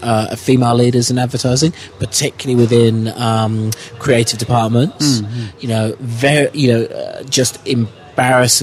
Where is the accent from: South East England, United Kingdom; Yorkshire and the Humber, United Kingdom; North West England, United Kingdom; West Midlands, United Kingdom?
South East England, United Kingdom; Oakley; Grew up in the UK, in a little village called Oakley